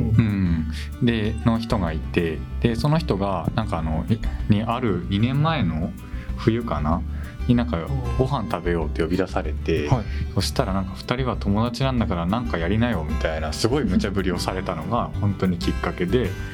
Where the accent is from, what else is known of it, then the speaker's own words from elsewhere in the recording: Hadano, Kanagawa, Japan; now in Tokyo, Japan; 神奈川県秦野市出身です